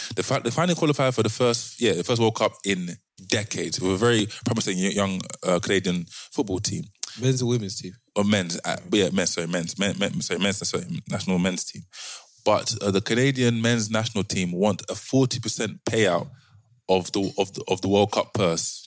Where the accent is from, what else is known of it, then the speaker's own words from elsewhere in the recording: London, United Kingdom; we're from London